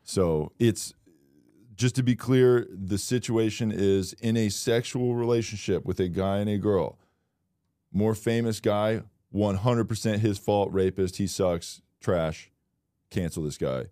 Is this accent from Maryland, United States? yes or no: no; Florida, United States; I'm from Florida